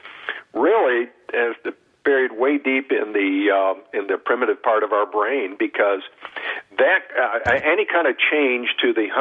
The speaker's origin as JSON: {"language": "English", "region": "Southern California", "country": "United States", "said": "I'm from Southern California"}